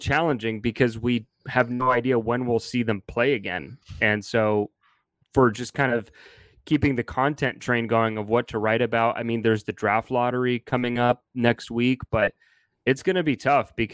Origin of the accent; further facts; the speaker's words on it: California, United States; also born or lived in Montreal, Canada; I'm originally from Montreal and grew up in California, moved out here when I was a young kid